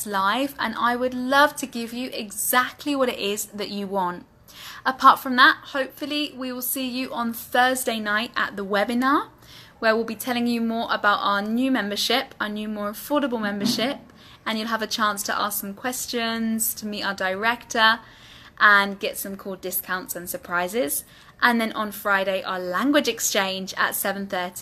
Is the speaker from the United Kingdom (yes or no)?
yes; United Kingdom; accent: British English; In my British English accent